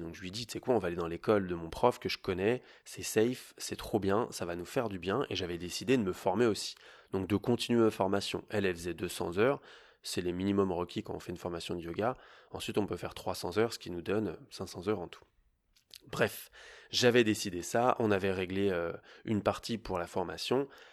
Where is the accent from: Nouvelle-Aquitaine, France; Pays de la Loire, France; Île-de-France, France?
Île-de-France, France; Paris; moi je viens de Paris, donc j'aime la ville.